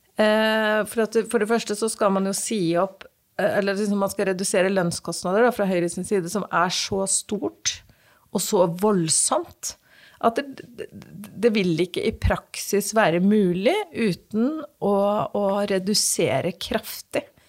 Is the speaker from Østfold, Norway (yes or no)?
yes; Fredrikstad, Østfold, Norway; når jeg er i Fredrikstad by, og noen spør hvor jeg kommer fra, så kommer jeg fra Torsnes.